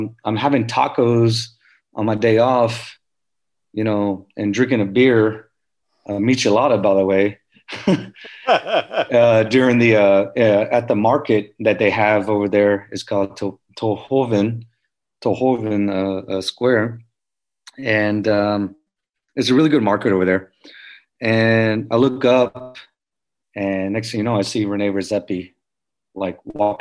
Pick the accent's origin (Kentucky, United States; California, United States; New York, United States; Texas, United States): Texas, United States; Houston; I'm from Houston, Texas